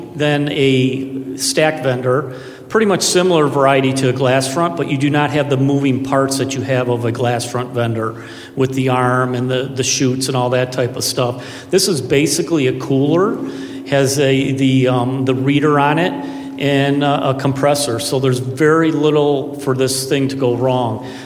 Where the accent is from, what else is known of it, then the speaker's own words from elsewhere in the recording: Florida, United States; I'm from Florida too.